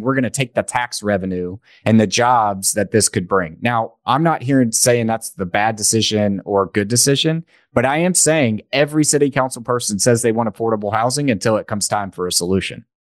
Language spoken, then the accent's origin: English; East Tennessee, United States; I grew up in East Tennessee